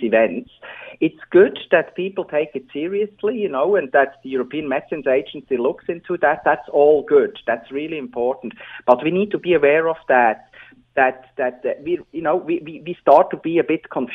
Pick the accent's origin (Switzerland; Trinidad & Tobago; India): Switzerland; English is a second language; moved away; as you can hear from my accent, I'm originally from Switzerland.